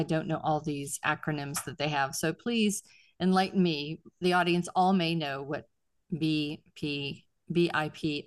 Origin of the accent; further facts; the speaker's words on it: Pittsburgh, Pennsylvania, United States; I was born in Pennsylvania, but in the western Pennsylvania, in Pittsburgh area, suburb of Pittsburgh